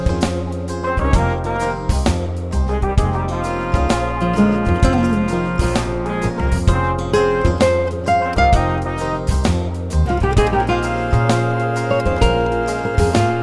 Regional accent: United States; also born or lived in East Coast of the United States; growing up outside of New York for a while

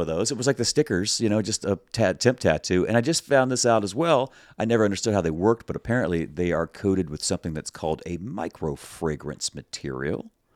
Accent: the South, United States; I'm from the South. We say decal.

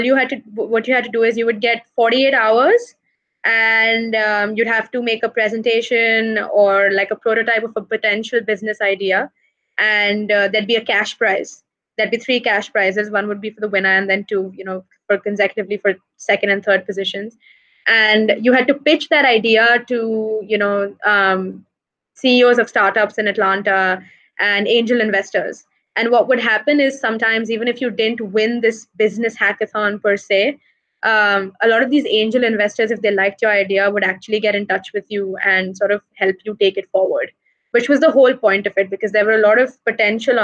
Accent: Madhya Pradesh, India; moved away; also born or lived in United States; my hometown, which is an MP.

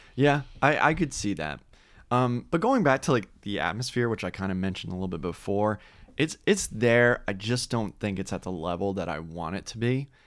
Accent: Orlando, Florida, United States; growing up in Orlando, Florida

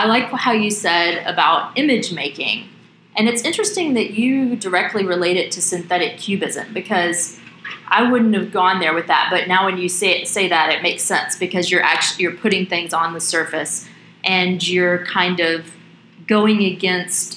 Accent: the South, United States; also born or lived in New York; as a Southerner myself

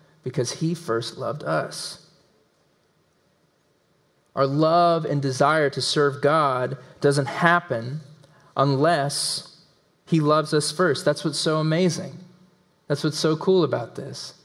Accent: Tennessee, United States; accent: southern; We're in Tennessee. We're in the belt buckle of the Bible Belt. I was raised in Tennessee.

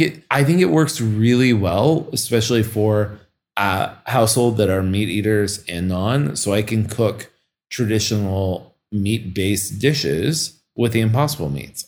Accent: Kansas City, United States; moved away; I am from Kansas City

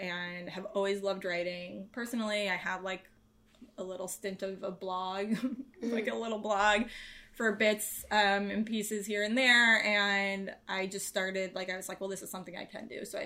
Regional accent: Westchester, New York, United States; also born or lived in New Orleans; I grew up in New York, in the suburbs, in Westchester. So New Yorker, born and raised.

